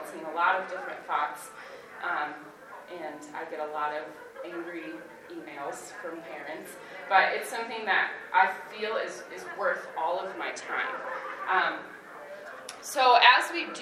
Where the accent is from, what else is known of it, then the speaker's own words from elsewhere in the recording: Grandville, Michigan, United States; I grew up in Granville, Michigan, and I graduated from the high school that I'm now teaching